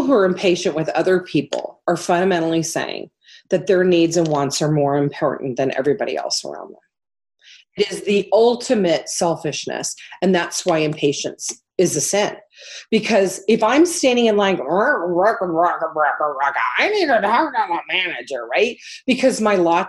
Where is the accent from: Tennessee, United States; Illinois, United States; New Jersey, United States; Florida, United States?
Florida, United States; Miami; moved away as an adult; also born or lived in Midwest; I'm a kid from Miami who grew up as an adult in the Midwest, and that Midwestern sensibility really echoes with me